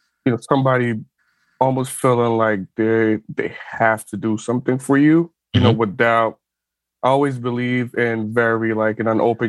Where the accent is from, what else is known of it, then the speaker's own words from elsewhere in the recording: Ghana; moved away as an adult; So I'm originally from West Africa. I'm from Ghana. I was born there, lived there for 18 years. And in most part, you know, and I'm from a middle-class family.